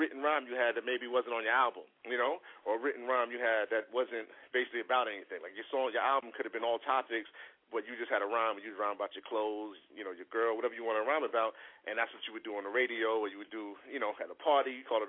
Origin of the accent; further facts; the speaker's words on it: New York City, New York, United States; We're originally from the Bronx